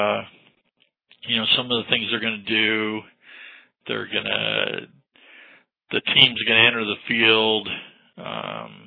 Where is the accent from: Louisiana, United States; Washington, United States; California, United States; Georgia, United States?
California, United States; Southern; I grew up in Southern California